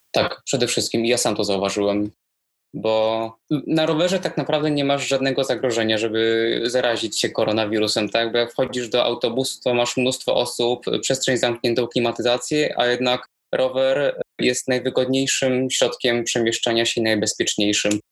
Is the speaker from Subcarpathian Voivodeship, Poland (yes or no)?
no; Warsaw, Masovian Voivodeship, Poland; chcę pracować dla miasta, no, w którym się urodziłem, w którym się wychowałem